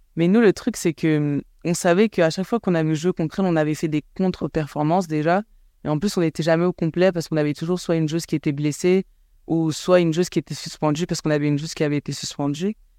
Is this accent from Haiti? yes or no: no; Cameroon; now in France; grandi là où j'ai grandi, donc au Cameroun